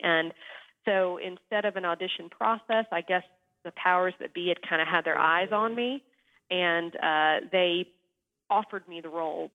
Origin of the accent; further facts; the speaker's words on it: North Carolina, United States; moved away; I am from North Carolina originally, just three or four hours away from Williamsburg